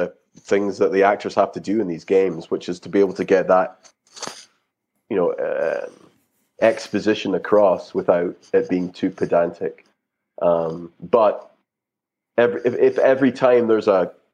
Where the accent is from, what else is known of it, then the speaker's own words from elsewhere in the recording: Scotland, United Kingdom; I'm from Scotland, right? So it's kind of, I'm a hill person.